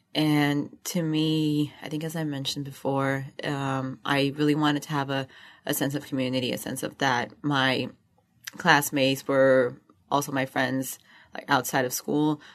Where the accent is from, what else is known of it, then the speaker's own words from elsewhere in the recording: Rio de Janeiro, Brazil; moved away as an adult; I come from Rio de Janeiro, Brazil.